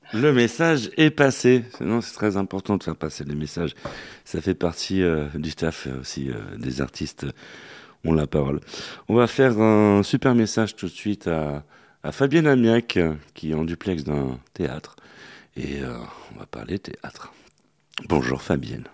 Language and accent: French; Paris, Île-de-France, France; nous, les Parisiens. Hein. On dit qu'on n'a pas d'accent.